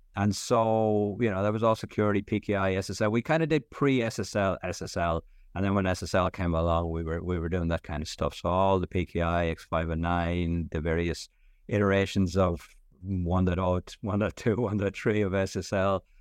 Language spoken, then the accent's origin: English; Ireland; moved away as an adult; also born or lived in Stockholm, Sweden; I'm Irish, grew up in Ireland in the seventies and eighties